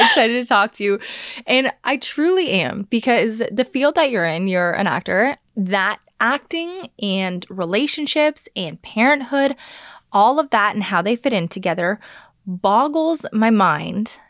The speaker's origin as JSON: {"language": "English", "country": "Canada", "said": "as a Canadian"}